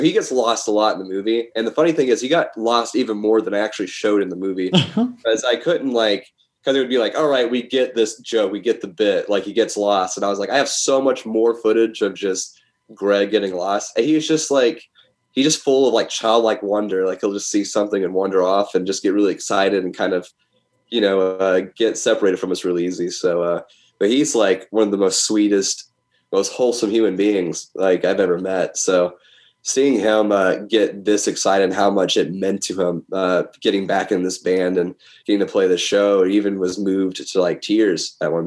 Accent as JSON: {"language": "English", "country": "United States", "said": "being an American, you know, heavy metal fan is one thing. You know, we love heavy metal here in America"}